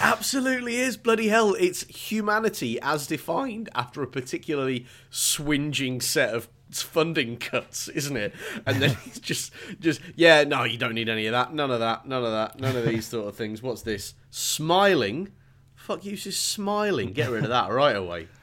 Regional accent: England, United Kingdom; as an English person

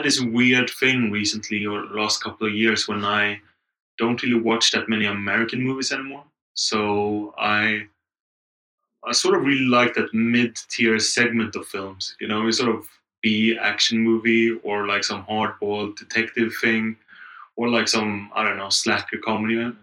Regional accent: Gothenburg, Västra Götaland, Sweden; moved away as an adult; also born or lived in London; now in Berlin, Germany; my hometown, Gothenburg

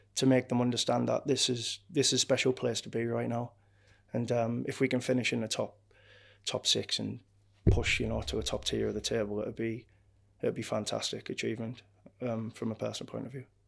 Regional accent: Hartlepool, North East England, United Kingdom; moved away as an adult; I'm from Hartlepool, I'm a Hartlepool United fan, I had season tickets, for years before I turned professional. I used to go with my uncle

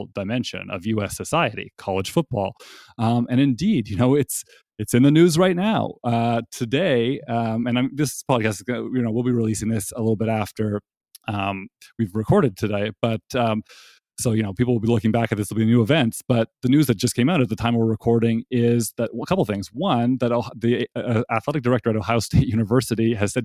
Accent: Toronto, Ontario, Canada; now in North Carolina, United States; raised as a Canadian in Toronto

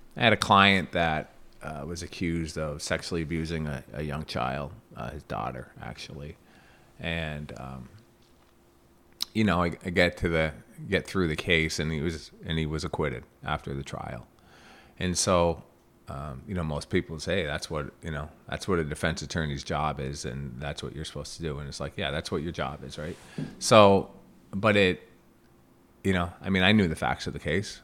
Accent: Plattsburgh, New York, United States; also born or lived in New Jersey; I'm from Plattsburgh. Uh, grew up here

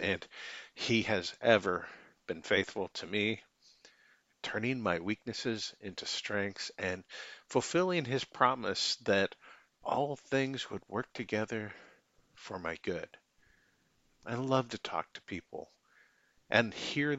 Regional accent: Michigan, United States; now in Independence, United States; I'm originally from Michigan, currently reside in Independence, Missouri

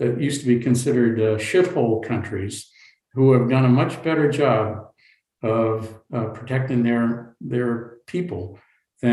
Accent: United States; as an American

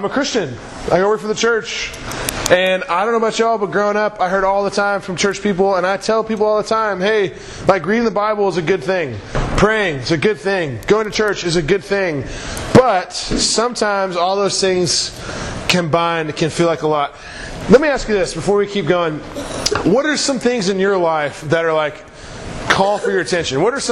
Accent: Branson, Missouri, United States; I grew up in Branson, Missouri

